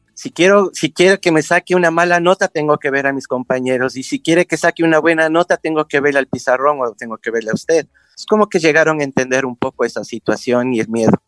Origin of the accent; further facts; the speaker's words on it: Quito, Pichincha, Ecuador; nací en Quito, hace en el 1964